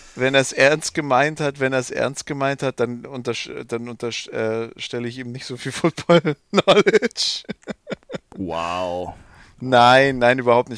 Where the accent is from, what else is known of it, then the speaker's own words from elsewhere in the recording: Swabia, Germany; now in Bavaria, Germany; so als Schwabe, als Exilschwabe